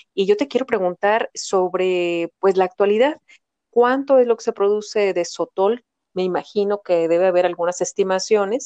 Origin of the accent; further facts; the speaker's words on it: Mexico; yo soy una optimista mexicana